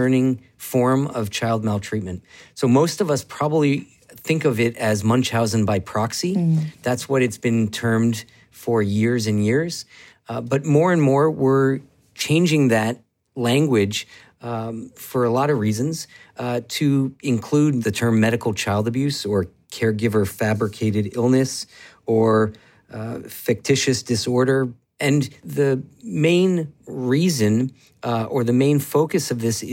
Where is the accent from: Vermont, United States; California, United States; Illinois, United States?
Vermont, United States; moved away as an adult; also born or lived in Seattle; I grew up in Vermont and then left to go to Seattle to train in pediatrics